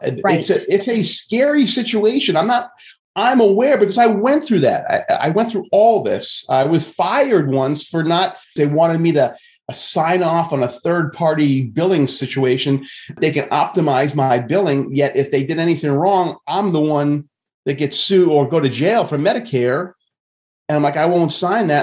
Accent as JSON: {"language": "English", "area": "Long Island", "region": "New York", "country": "United States", "tie": "born or raised there", "said": "I grew up in Long Island and in New York, and, and I can have this, unfortunately, a New Yorker attitude sometimes"}